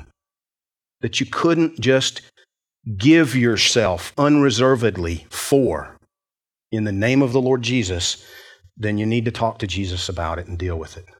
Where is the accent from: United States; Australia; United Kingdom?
United States; Georgia; I grew up in Georgia